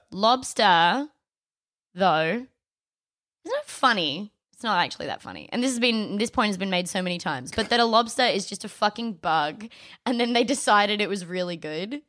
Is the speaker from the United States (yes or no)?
no; Adelaide, South Australia, Australia; born or raised there